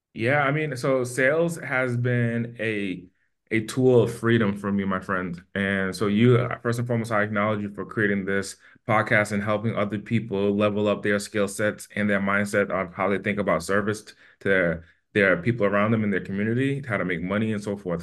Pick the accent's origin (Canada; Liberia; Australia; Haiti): Haiti; now in Las Vegas, United States; I'm from Haiti, and my family's from Haiti